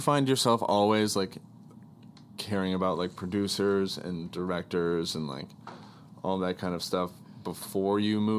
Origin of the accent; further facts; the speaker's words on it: Wisconsin, United States; I'm an optimistic from Wisconsin.